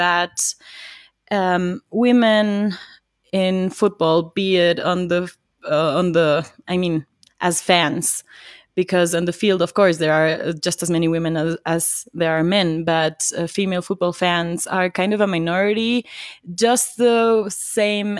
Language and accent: English; Quito, Pichincha, Ecuador; I grew up here in Quito.